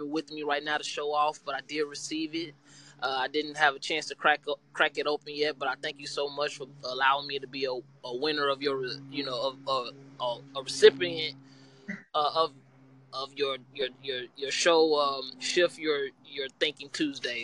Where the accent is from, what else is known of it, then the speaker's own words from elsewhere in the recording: Gary, Indiana, United States; now in Evansville, United States; I am from Gary, Indiana